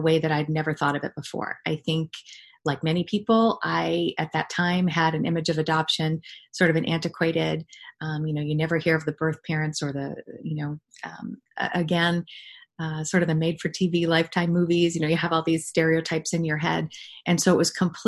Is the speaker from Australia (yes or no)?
no; New England, United States; moved away; I'm from New England originally